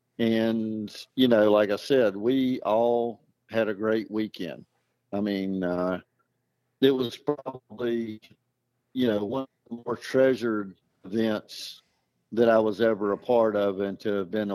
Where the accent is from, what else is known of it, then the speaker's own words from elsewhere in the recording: United States; I mean, living over there, I mean, you know, it's a different world, but, you know, I'm an American.